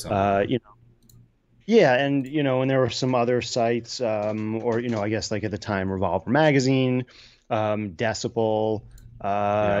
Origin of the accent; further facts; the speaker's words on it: New York City, New York, United States; moved away as an adult; also born or lived in Brooklyn; now in Woodstock, United States; I was born and raised in Manhattan